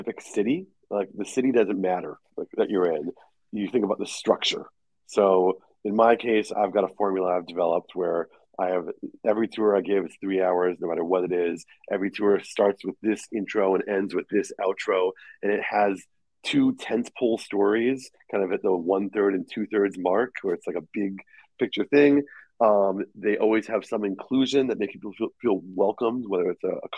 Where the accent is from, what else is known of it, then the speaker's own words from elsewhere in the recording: Minnesota, United States; accent: American; moved away as an adult; also born or lived in Australia; now in Minneapolis, United States; I am born and raised in Minnesota, but I went overseas 12 years ago